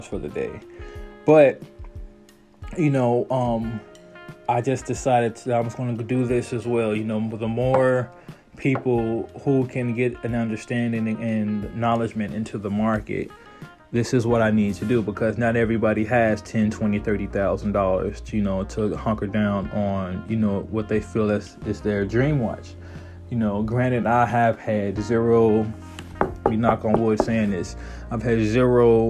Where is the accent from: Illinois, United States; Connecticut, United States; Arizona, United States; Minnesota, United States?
Illinois, United States; Chicago; moved away; I'm 31, born and raised in Chicago, Illinois, moved all over